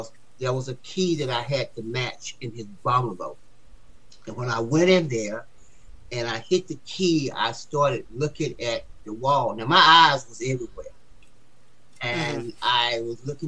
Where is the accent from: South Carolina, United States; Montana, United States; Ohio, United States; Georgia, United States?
Georgia, United States; Atlanta; moved away; I'm from Atlanta in Stockton